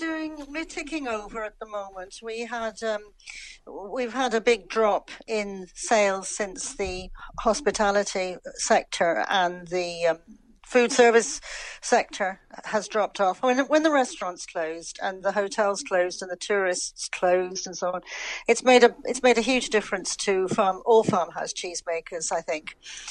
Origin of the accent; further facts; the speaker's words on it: London, United Kingdom; moved away as an adult; now in Ireland; I know my accent has never changed overall. I'm living in Ireland now for probably the best part of almost 50 years.